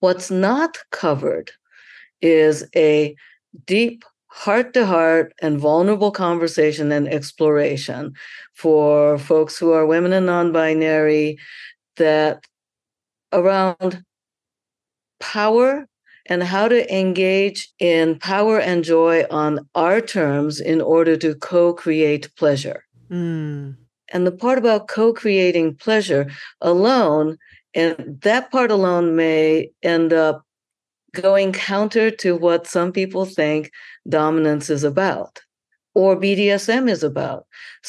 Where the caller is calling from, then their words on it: Atlanta, Georgia, United States; And I am signing in from Atlanta, where the amazing Sex Down South is happening.